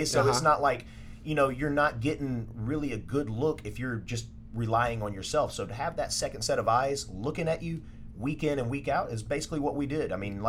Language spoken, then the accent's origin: English; Mobile, Alabama, United States; moved away as an adult; now in Dallas, United States; So I'm originally from Mobile, Alabama.